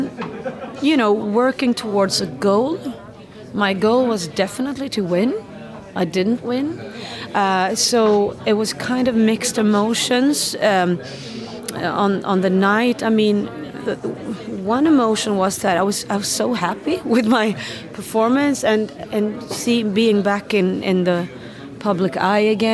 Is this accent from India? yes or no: no; Sweden; Sweden is my home country.